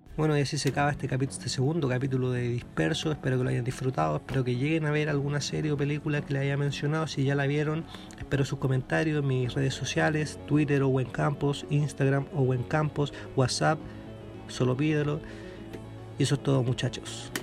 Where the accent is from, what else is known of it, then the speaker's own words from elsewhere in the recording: Talca, Maule, Chile; now in Santiago, Chile; yo soy de Talca